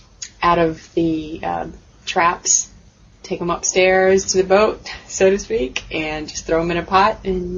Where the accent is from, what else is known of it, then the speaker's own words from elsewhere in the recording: Miami, Florida, United States; Born and raised in Miami, and it's very warm, very warm, lots of different people. It seems to be the port of Central and South America.